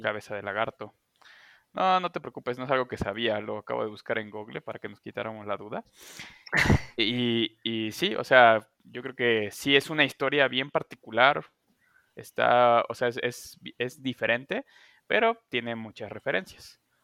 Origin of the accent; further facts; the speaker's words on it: Xalapa, Veracruz, Mexico; Soy de Jalapa, como el Chavis